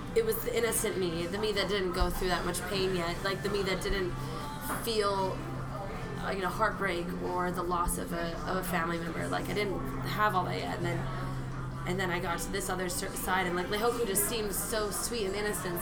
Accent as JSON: {"language": "English", "area": "Oahu", "region": "Hawaii", "country": "United States", "tie": "born or raised there", "said": "born and raised on Oahu"}